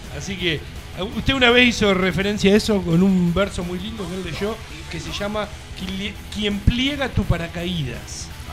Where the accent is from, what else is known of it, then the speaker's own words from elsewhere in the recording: Azul, Buenos Aires Province, Argentina; now in Tandil, Argentina; porque no éramos de Tandil, supuestamente, somos de Azul